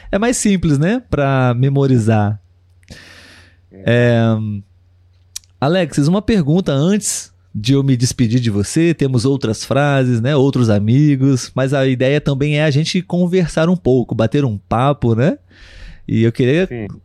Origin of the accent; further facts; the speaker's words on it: Brazil; eu, como brasileiro, posso também confirmar que a maioria dos brasileiros gosta muito de receber interagir, conhecer estrangeiros.